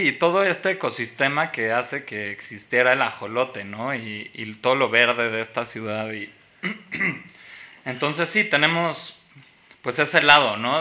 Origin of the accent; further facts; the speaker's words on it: Mexico; nos forma como mexicanos